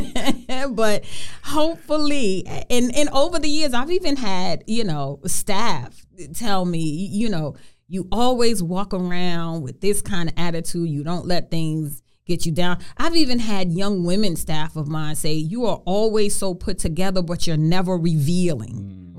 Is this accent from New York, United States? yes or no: yes; New York City, New York, United States; growing up in Brooklyn in the projects and the struggles